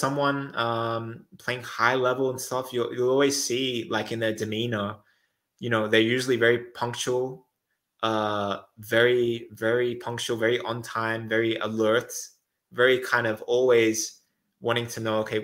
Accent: Australia; also born or lived in Netherlands; now in Switzerland; I'm Australian

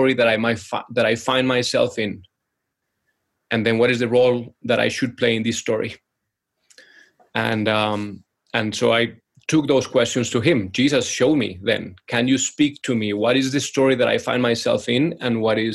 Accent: Colombia; moved away; we're originally from Colombia, so playing salsa music and Colombian music in the living room

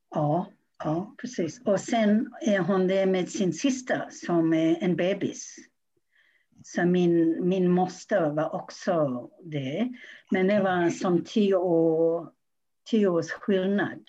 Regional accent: Australia; Swedish is a second language; now in Sweden; jag har bott i Sverige väldigt länge men jag kommer ursprungligen från Australien

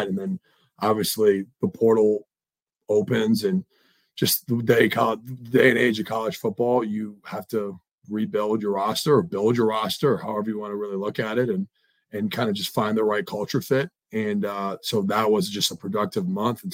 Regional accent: Midwest, United States; I'm a Midwesterner.

